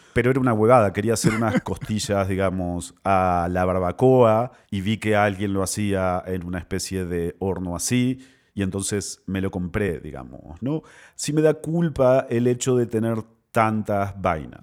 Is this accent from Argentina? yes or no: yes; Argentina; moved away; also born or lived in Peru; desde que me fui de Argentina, obviamente vivía en un montón de lugares